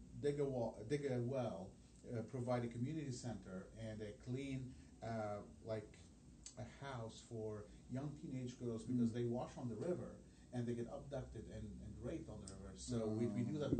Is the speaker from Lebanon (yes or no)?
yes; Lebanon; first language Arabic; English is a second language; now in Indianapolis, United States; I come from this from Lebanon